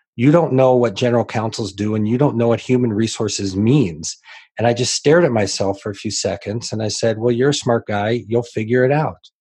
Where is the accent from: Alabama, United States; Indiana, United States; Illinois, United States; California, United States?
Illinois, United States; Decatur; I grew up in Decatur, Illinois, so it was a fairly small community